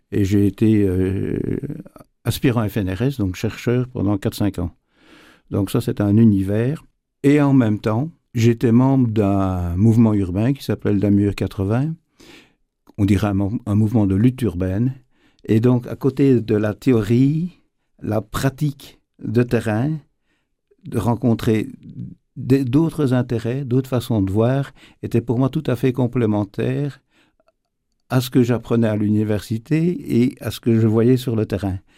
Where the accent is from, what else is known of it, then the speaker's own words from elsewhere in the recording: Namur region, Wallonia, Belgium; J'ai grandi dans, dans le Namurois